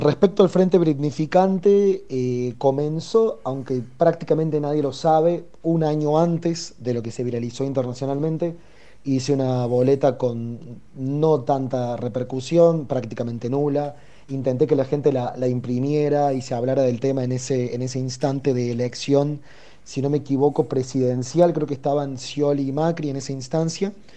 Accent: Córdoba, Argentina; moved away as an adult; now in Buenos Aires, Argentina; yo soy originariamente de Córdoba, Córdoba Capital, eh, crecí ahí, nací ahí y vivo en Capital Federal hace ya alrededor de dos años y medio

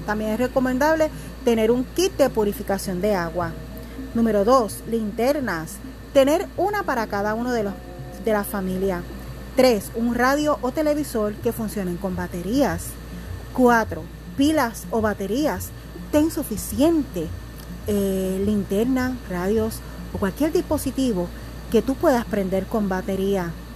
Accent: Puerto Rico; lo tenemos que aprender cada puertorriqueño

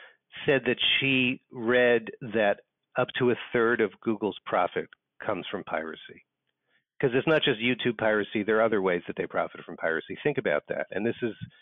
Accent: New York, United States; moved away as an adult; now in Portland, United States; I'm a New Yorker, I'm a sort of a lifetime East Coast person

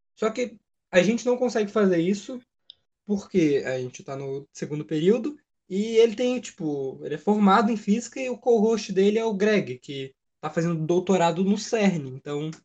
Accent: São Paulo, Brazil; moved away as an adult; now in Volta Redonda, Brazil; eu sou de São Paulo. Então é. eu tive que eu tive que viajar, né, para morar em Volta Redonda

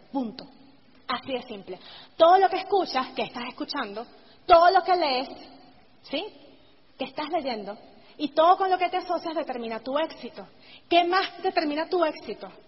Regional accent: Venezuela; he podido mantener mi negocio por encima de todo allá en Venezuela

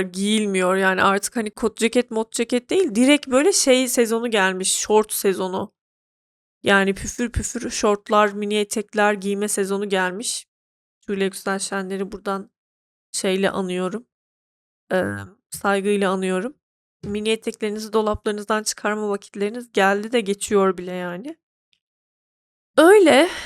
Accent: Turkey; now in Ankara, Turkey; Ben Türk'üm. Türk kültüründe yetişmişim.

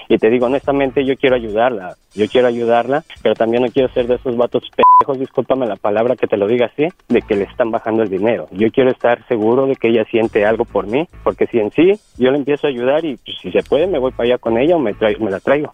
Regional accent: Mexico City, Mexico; yo soy del DF, yo soy del Distrito Federal

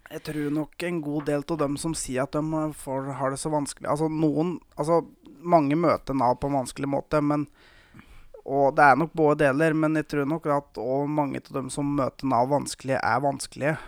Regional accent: Gausdal, Innlandet, Norway; moved away; jeg har jo hatt egentlig hele oppveksten min i Gausdal

